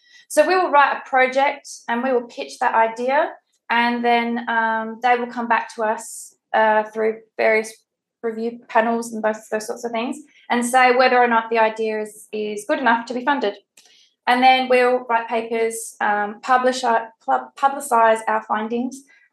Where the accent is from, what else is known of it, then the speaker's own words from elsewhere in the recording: Adelaide, South Australia, Australia; moved away; I'm from Adelaide originally